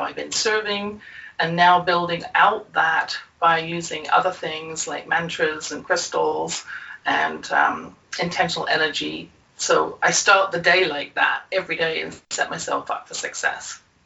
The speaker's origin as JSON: {"language": "English", "region": "England", "country": "United Kingdom", "tie": "born or raised there"}